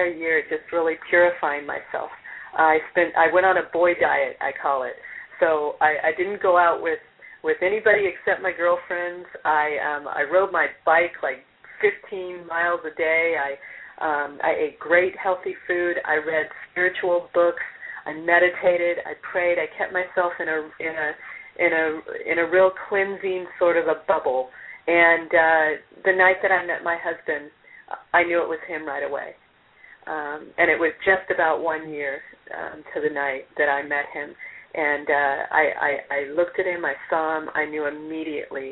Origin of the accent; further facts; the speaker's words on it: California, United States; now in Rollinsford, United States; I'm a California girl myself